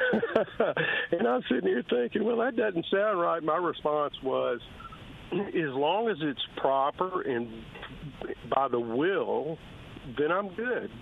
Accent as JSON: {"language": "English", "country": "United States", "tie": "born or raised there", "also_born_or_lived": "Mississippi / Tennessee", "said": "We grew up in Mississippi, in Tennessee"}